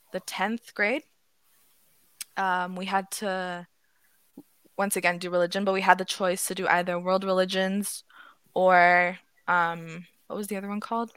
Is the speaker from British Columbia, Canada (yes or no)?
no; Ottawa, Ontario, Canada; I'm from Ottawa